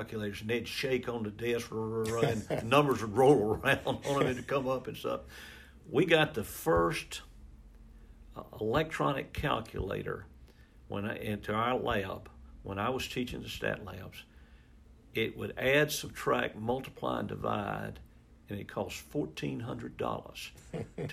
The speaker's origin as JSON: {"language": "English", "town": "Moss Point", "region": "Mississippi", "country": "United States", "tie": "born or raised there", "said": "I was born in Mississippi, in Moss Point, Mississippi, or outside of Moss Point, Mississippi, and I graduated from high school there"}